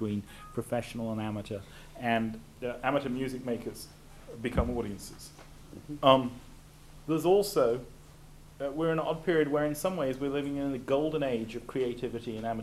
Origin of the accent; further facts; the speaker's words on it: North Wales, United Kingdom; I grew up in North Wales.